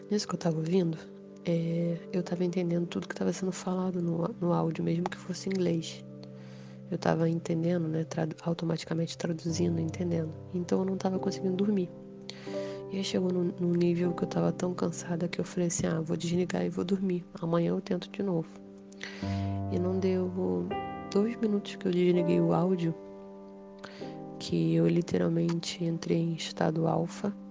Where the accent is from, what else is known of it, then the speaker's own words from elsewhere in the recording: Rio de Janeiro, Brazil; eu sou aqui do Rio de Janeiro e vim contar é, a última experiência espiritual